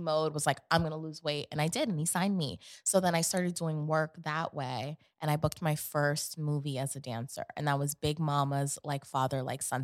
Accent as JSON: {"language": "English", "town": "New York City", "region": "New York", "country": "United States", "tie": "born or raised there", "also_born_or_lived": "Connecticut / Atlanta", "moved": "yes", "said": "growing up in Queens"}